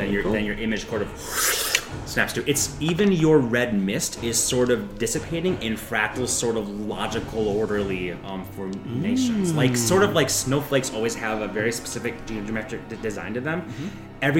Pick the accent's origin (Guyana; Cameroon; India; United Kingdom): India; That's okay. I'm Indian. It's fine.